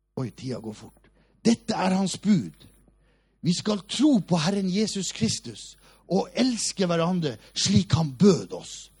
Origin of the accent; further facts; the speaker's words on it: Hammerfest, Finnmark, Norway; moved away; also born or lived in Oslo; Vi var det fattigste av de fattige i Hammerfest by, der jeg kommer fra.